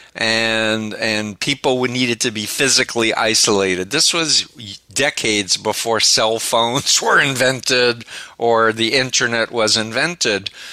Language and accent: English; New York City, New York, United States; I'm from Flushing, Okay. Right near Union Turnpike. And I grew up 1.3 miles from Donald Trump